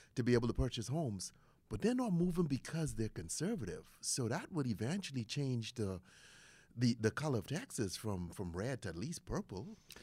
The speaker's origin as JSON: {"language": "English", "country": "Bahamas", "tie": "born or raised there", "moved": "yes", "lives_now": "United States", "said": "I was born in the Bahamas"}